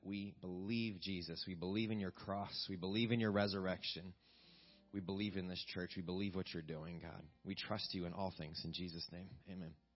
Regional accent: West Virginia, United States; moved away; I'm from West Virginia

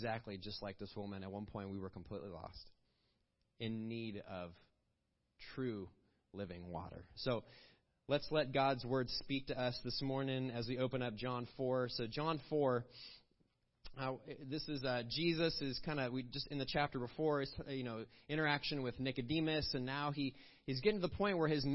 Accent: Villa Park, Illinois, United States; I grew up in a small town called Villa Park, Illinois

